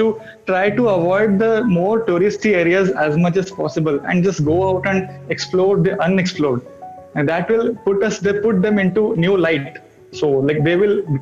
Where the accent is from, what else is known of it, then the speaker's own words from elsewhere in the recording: Odisha, India; moved away as an adult; now in Thiruvananthapuram, India; I'm from Odisha, but currently I'm working in Trivandrum of Kerala.